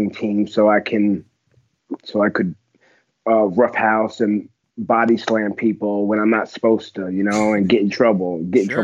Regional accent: New Jersey, United States; born and raised in New Jersey, Dirty Jersey, I like to call it

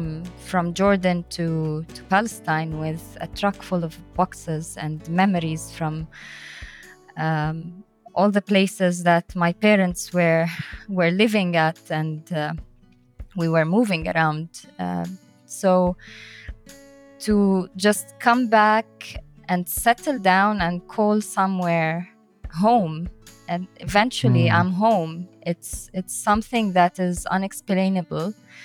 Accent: Bulgaria; born there; also born or lived in Tunisia / Libya; I was born in Bulgaria. We moved then to Tunisia and Libya, and my parents before that were also all over the place between Syria and Lebanon.

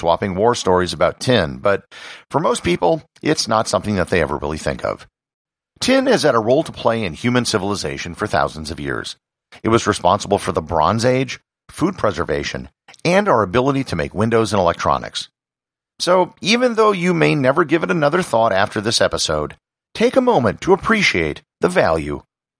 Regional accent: Wisconsin, United States; And I'm personally part Dutch, and the area where I grew up in Wisconsin has a very large Dutch population.

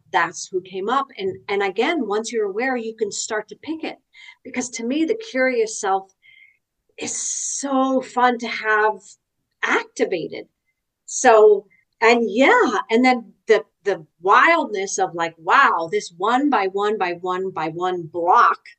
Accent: New York City, New York, United States; I grew up in New York City

